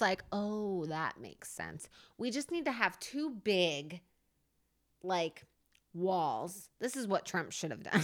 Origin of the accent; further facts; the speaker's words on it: New Jersey, United States; I'm from Jersey, and I have an accent that comes out every once